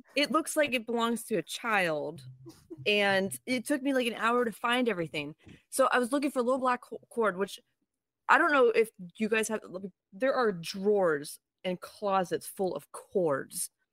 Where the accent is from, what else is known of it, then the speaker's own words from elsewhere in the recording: Niles, Ohio, United States; I grew up in Niles, maybe, or like in that area.